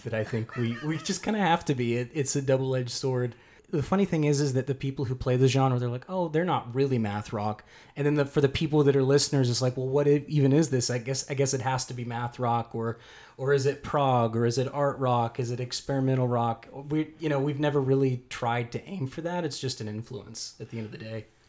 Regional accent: Keller, Texas, United States; David and I both grew up in the Metroplex, and I grew up in Keller

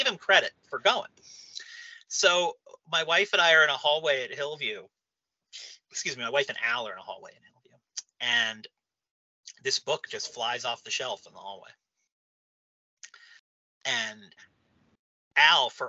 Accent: New Castle, Pennsylvania, United States; I'm from Newcastle, Pennsylvania

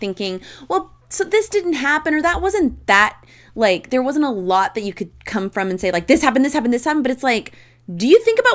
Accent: Roswell, United States; I'm from the Roswell that's not Roswell, New Mexico.

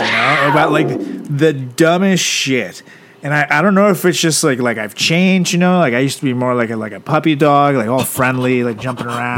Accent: Venezuela; moved away; my hometown Venezuela

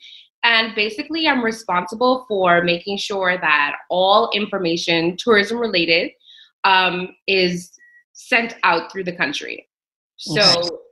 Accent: Nassau, New Providence, Bahamas; also born or lived in Abaco, Bahamas; I'm from Nassau, Bahamas

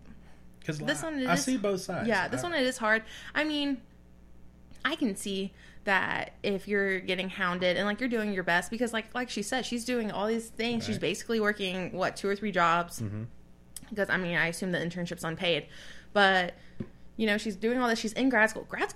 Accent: the South, United States; we grew up in the South

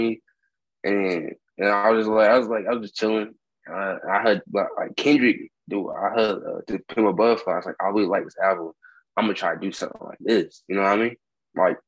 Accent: North Carolina, United States; I'm from North Carolina

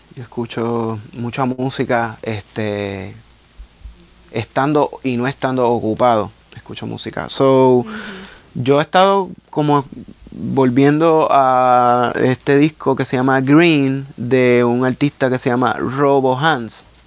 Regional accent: Carolina, Puerto Rico; como yo soy del pueblo de Carolina, pues estaba bien expuesto a murales desde bien chamaquito

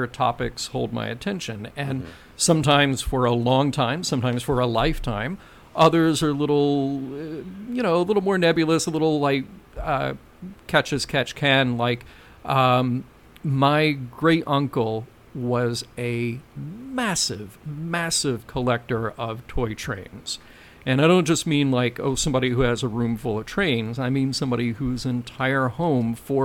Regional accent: Birmingham, Alabama, United States; And then I would come back home to Birmingham

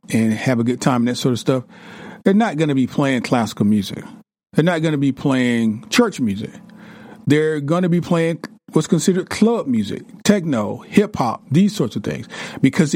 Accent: the South, United States; I'm from the South

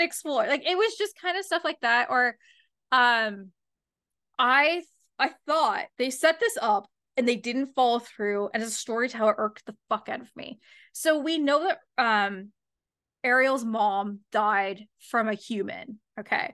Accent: London, Ontario, Canada; my hometown

